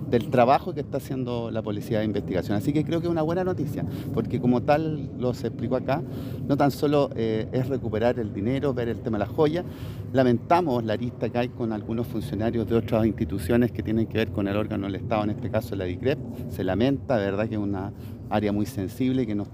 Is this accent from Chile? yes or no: yes; Los Andes, Valparaíso, Chile; Y por eso, como andinos, pero como chilenos, tenemos que agradecer a la Brigada Antinarcóticos de nuestra prefectura de Aconcagua